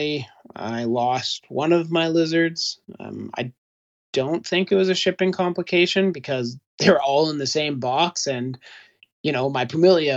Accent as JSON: {"language": "English", "region": "Alberta", "country": "Canada", "tie": "born or raised there", "moved": "as an adult"}